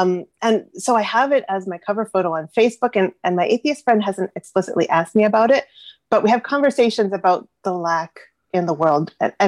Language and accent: English; Ontario, Canada; I'm from Ontario, actually, from Canada.